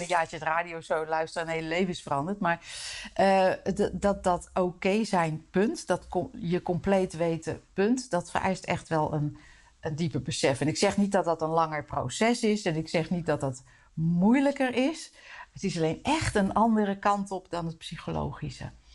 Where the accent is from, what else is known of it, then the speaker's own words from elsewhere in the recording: Netherlands; wij als Nederlanders